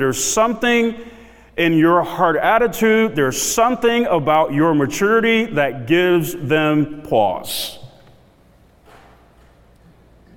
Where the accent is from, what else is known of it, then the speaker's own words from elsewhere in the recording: South DeKalb, Georgia, United States; I grew up in South DeKalb